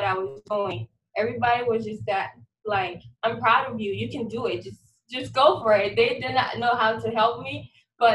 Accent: Liberia; moved away as an adult; now in San Antonio, United States; I'm originally from Liberia. It's a country in West Africa. It's a really small country. And I grew up in a mini settlement

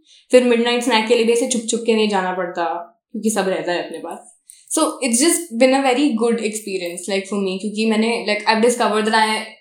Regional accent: Jabalpur, Madhya Pradesh, India; moved away; ये तो मेरा शहर है. यहाँ पे तो मैं पैदा हुई हूँ, रही भी हूँ कुछ साल

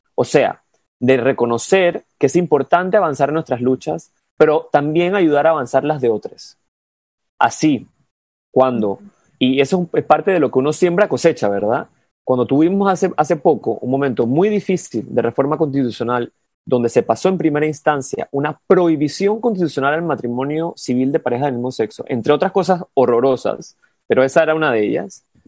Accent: Panama; moved away as an adult; yo me fui 10 años de Panamá y he regresado al mismo país

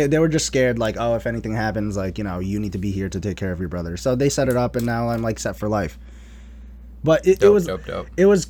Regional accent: Kuwait; born there; I was born in Kuwait. So like I was born in the Middle East.

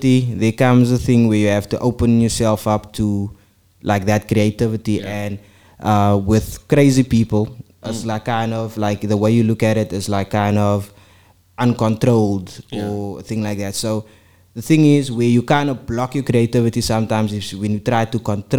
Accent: South Africa; I'm a guy from South Africa

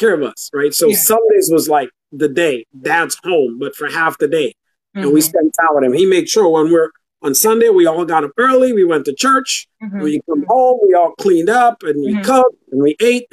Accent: Guyana; now in United States; growing up in Guyana, third world country

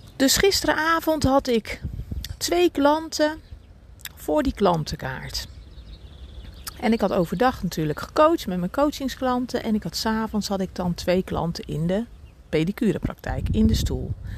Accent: Reeuwijk, South Holland, Netherlands; ik ben in Reewijk geboren, getogen en even weggegaan en weer teruggegaan

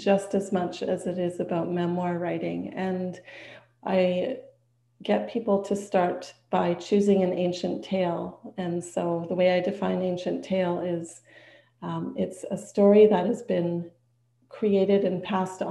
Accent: Whitehorse, Yukon, Canada; moved away; the Yukon, where I was born and raised, is above British Columbia and beside Alaska

